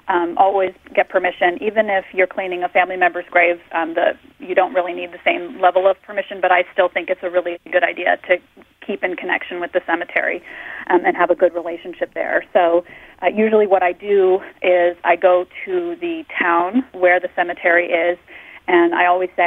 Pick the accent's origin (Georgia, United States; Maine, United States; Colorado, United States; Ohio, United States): Maine, United States; I grew up in Maine and around a lot of old cemeteries, and in Vermont I started to do a lot of research around here